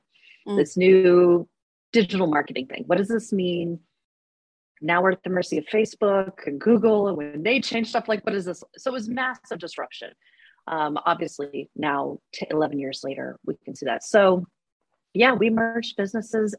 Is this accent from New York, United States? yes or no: no; Alaska, United States; now in Reno, United States; I was actually born and raised in Alaska